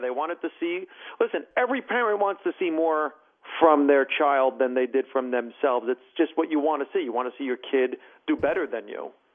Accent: Hackensack, New Jersey, United States; also born or lived in Bergenfield / Paramus; my first four years, I grew up in Bergenfield. Then we moved to Hackensack. And by the time we were in seventh grade, I moved to Paramus

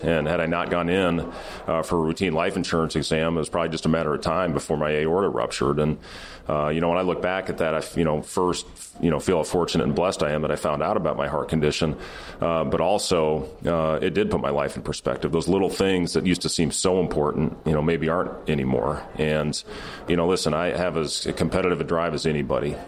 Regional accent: Ames, Iowa, United States; moved away as an adult; now in Lincoln, United States; I was raised in Ames. I was born in Lincoln, uh, moved to Ames when I was two

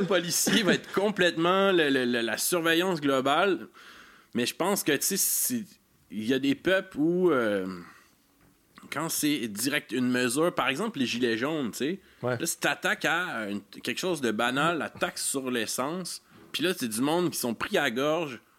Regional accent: Quebec, Canada; en tant que Québécois

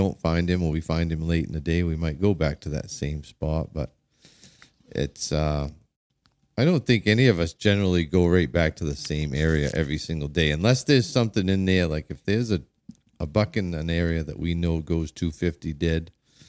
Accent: Maine, United States; So anyway, so I came from Southern Maine

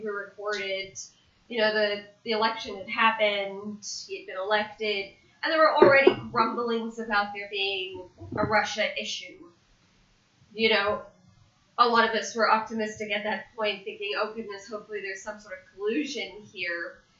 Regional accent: South Africa; Paper, I come from South Africa.

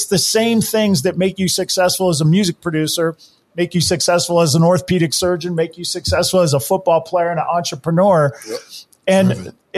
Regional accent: Hawaii, United States; I grew up in Hawaii

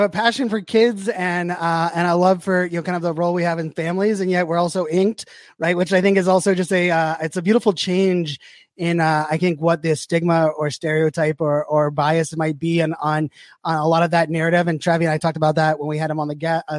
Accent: Pittsburgh, Pennsylvania, United States; I grew up in Pittsburgh, Pennsylvania, as a Mr. Rogers like super fan

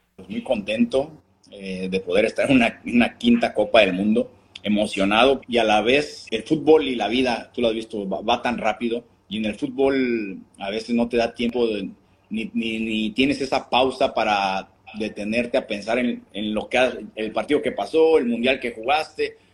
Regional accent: Mexico; como mexicano

